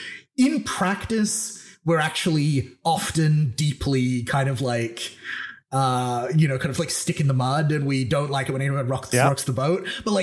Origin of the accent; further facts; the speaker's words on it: Australia; born there; Yeah. I mean, I am Australian by birth.